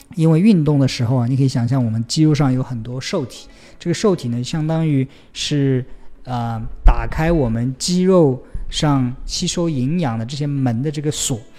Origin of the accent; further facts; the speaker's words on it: Taixing, Jiangsu, China; moved away; 我的老家在江苏的泰兴市